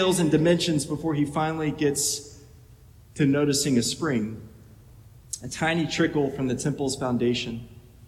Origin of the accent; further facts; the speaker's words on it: Little Rock, Arkansas, United States; moved away as an adult; the first 18 years of my life growing up in Little Rock, Arkansas